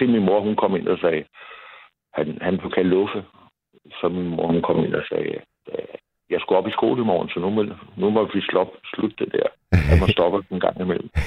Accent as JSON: {"language": "Danish", "town": "Copenhagen", "region": "Capital Region of Denmark", "country": "Denmark", "tie": "born or raised there", "also_born_or_lived": "Valby", "said": "vi er opvokset inde på Vesterbro."}